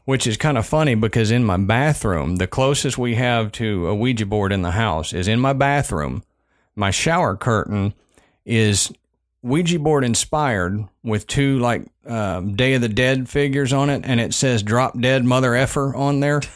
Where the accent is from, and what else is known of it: Southern United States, United States; accent: Southern